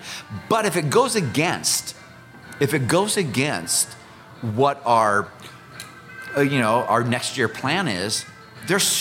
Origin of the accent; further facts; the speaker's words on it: Iowa, United States; accent: Iowa; I'm from Iowa, and I'm also a military man